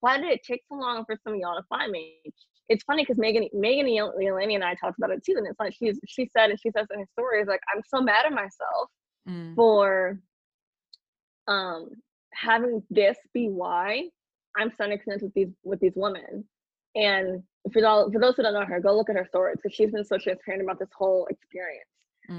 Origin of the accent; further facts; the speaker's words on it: Houston, Texas, United States; I'm from Third Ward, Houston, Texas